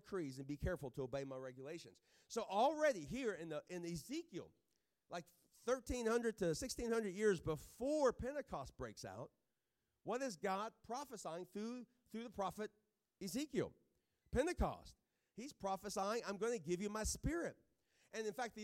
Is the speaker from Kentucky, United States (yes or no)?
yes; Kentucky, United States; I'm from Kentucky